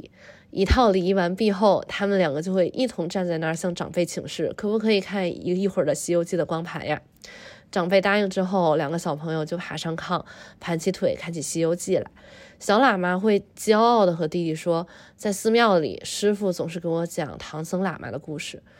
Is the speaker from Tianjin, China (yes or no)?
yes; Tianjin, China; moved away as an adult; also born or lived in eastern United States; now in United States; 小的时候在天津过年的场景。